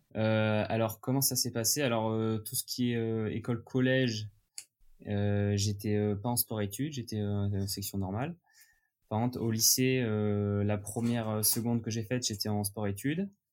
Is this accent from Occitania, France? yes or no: yes; near Leucate, Occitania, France; also born or lived in Le Barcarès; j'habite dans le sud de la France, ouais. euh, à côté de Le 4